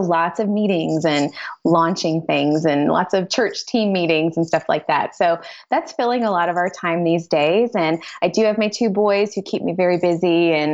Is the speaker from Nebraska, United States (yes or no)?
no; West Tennessee, United States; moved away as an adult; also born or lived in Southeast Missouri; now in Missouri, United States; I've been in Missouri just 14 years, which actually is kind of a long time. But I'm originally from West Tennessee. And still kind of, it's not that different from Southeast Missouri where I live.